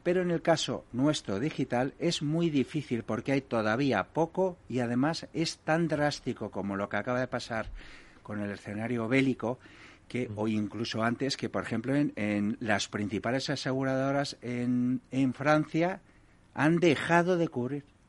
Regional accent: Galicia, Spain; yo soy gallego

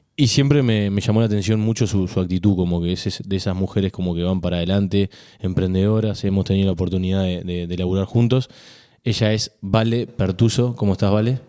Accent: Uruguay; yo como uruguayo

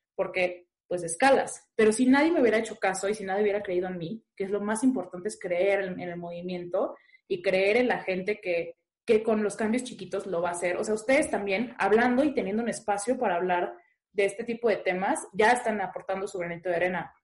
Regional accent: Puerto Vallarta, Jalisco, Mexico; yo soy de Puerto Vallarta y mi colectiva es de Puerto Vallarta

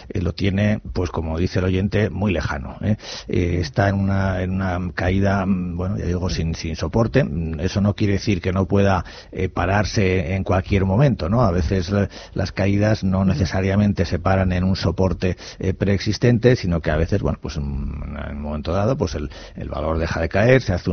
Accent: Basque Country, Spain; de Guipúzcoa.

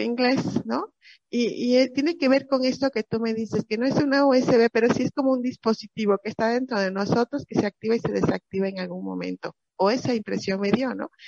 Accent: Mexico; como mexicano

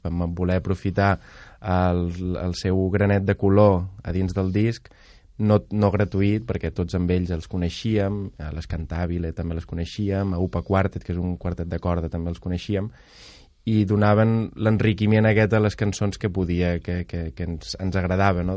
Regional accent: Lleida, Catalonia, Spain; jo vinc de Lleida

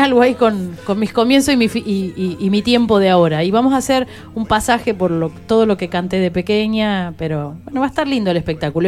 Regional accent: Buenos Aires, Argentina; Yo soy una porteña que canto folclore santiagueño

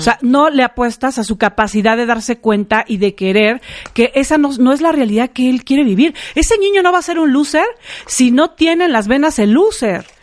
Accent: Mexico; como mexicanos, somos muy así

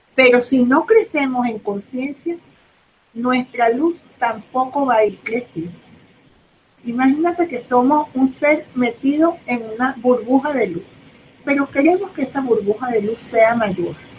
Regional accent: Caracas, Capital District, Venezuela; soy de Caracas, vivo en Venezuela, aquí me quedaré

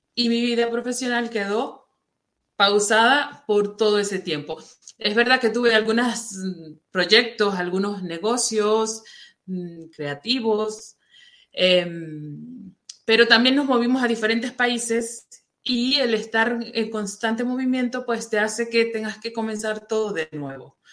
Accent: Venezuela; moved away as an adult; also born or lived in Saudi Arabia; yo soy venezolana y vivía en Venezuela

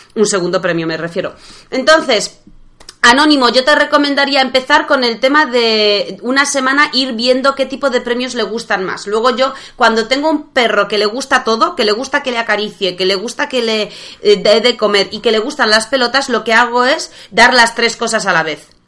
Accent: Poland; Spanish is a second language; moved away; como buena polaca, que sigue aprendiendo español

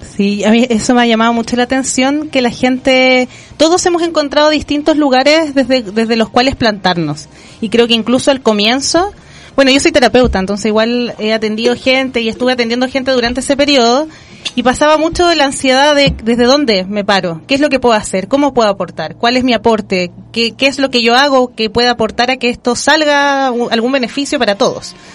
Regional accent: Chile; como pueblo chileno

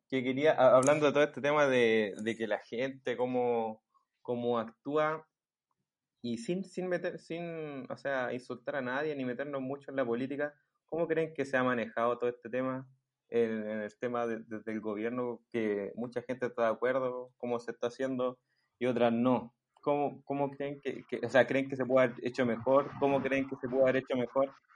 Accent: Santiago, Santiago Metropolitan Region, Chile; yo y el lugar que somos de Santiago

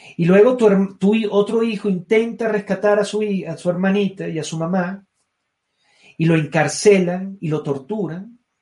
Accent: Venezuela; moved away as an adult; volver a su país, bañarse en sus mares, respirar sus brisas, escalar sus montañas, tomar su café, ver a mi gente, hablar mi idioma, escuchar mi acento

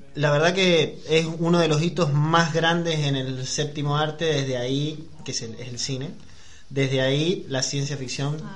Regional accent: San Juan, Argentina; soy de San Juan

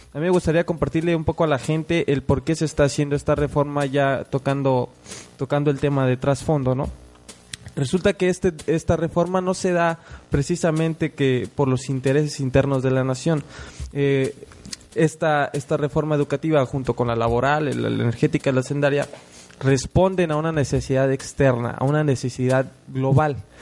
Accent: Mexico; como mexicanos

